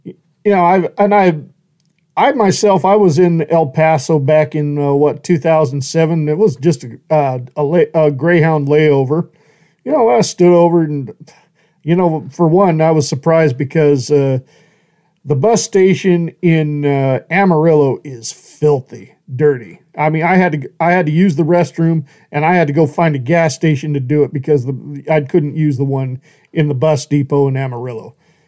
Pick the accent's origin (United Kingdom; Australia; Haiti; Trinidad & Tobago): Australia; They said, are you American? I said, nah, I'm bloody Australian.